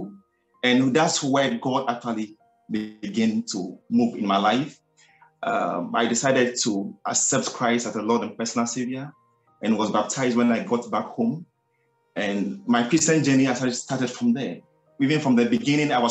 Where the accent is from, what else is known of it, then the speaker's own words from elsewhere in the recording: Ghana; from Ghana, the western part of Africa to be precise. I grew up in a large family